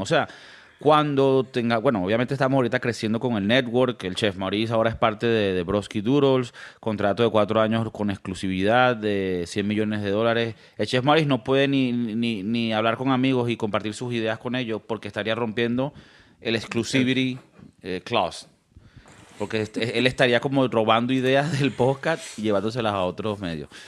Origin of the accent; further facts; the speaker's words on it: Venezuela; now in Spain; como venezolano